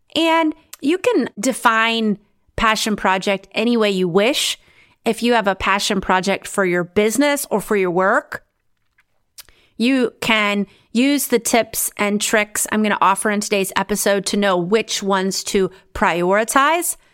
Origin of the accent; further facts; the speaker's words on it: United States; moved away as an adult; also born or lived in Romania; now in Netherlands; I'm originally from the United States